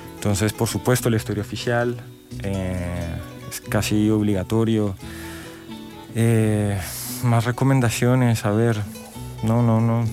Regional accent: Colombia; soy colombiana

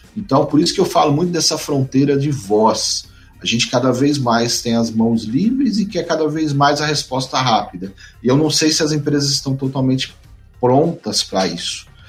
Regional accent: São Paulo, Brazil; moved away as an adult; now in Mato Grosso do Sul, Brazil; eu sou de São Paulo, vim morar, trabalhar no Mato Grosso do Sul.

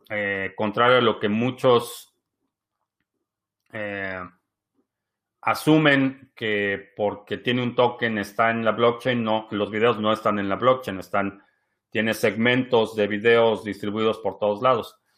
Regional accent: Venezuela; now in Mexico; Oscar, yo soy venezolano viviendo en México y estoy seguro que vamos para el rumbo de Venezuela.

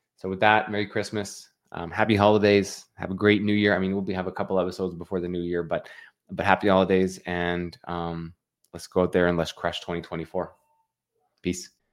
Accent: Canada; I'm from Canada.

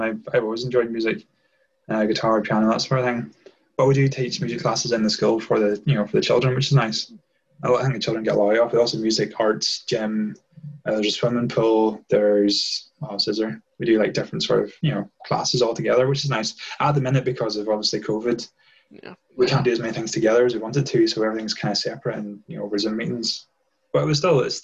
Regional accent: Ireland; moved away as an adult; now in Boston, United States; I'm now in Boston. I'm originally from Ireland

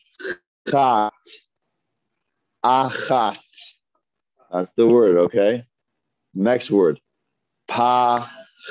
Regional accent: Toronto, Ontario, Canada; moved away; also born or lived in New York / Brooklyn; I'm from the Northeast, I'm from Toronto.

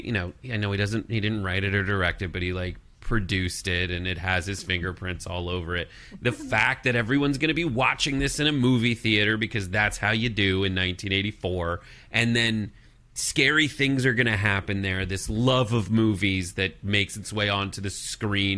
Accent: Los Angeles, California, United States; where I grew up in the San Fernando Valley

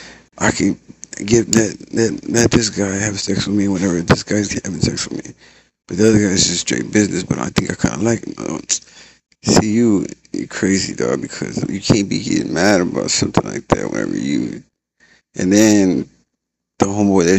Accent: San Antonio, Texas, United States; I'm from San Antonio, Texas

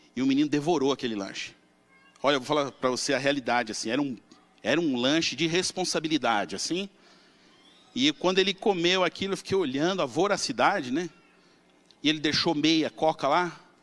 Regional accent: São Paulo, Brazil; eu devia ter uns 18 anos, morava na Vila Matilde, em São Paulo

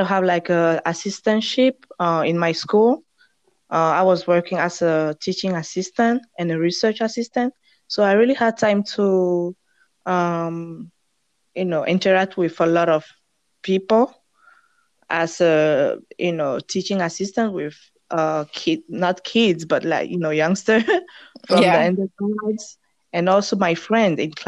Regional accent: Togo; first language French; English is a second language; moved away as an adult; now in United States; I'm from Togo.

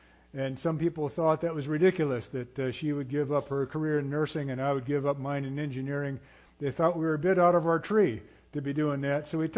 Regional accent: Papua, Indonesia; now in United States; I grew up in Indonesia, what is now Papua, Indonesia. At that time, it was Irian Jaya, Indonesia. Before that, it was New Guinea.

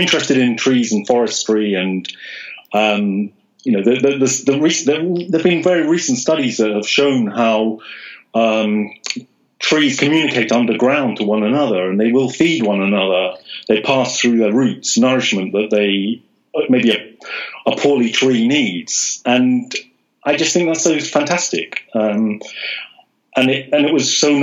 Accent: London, United Kingdom; I live in London. I was born in London

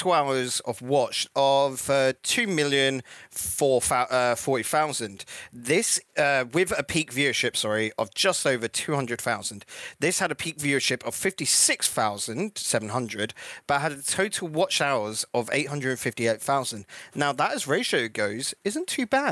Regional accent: England, United Kingdom; naive English people

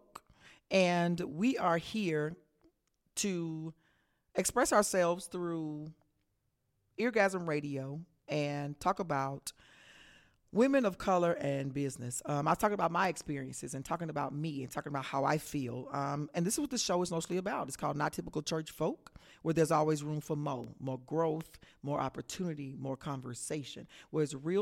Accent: Texas, United States; I am from Texas.

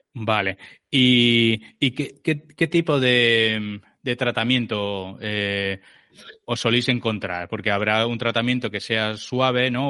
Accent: Barcelona, Catalonia, Spain; yo soy de, Barcelona, estoy en Barcelona

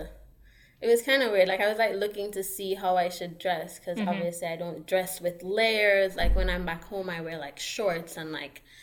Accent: Kingston, Jamaica; moved away as an adult; now in Ithaca, United States; I'm from Kingston, Jamaica

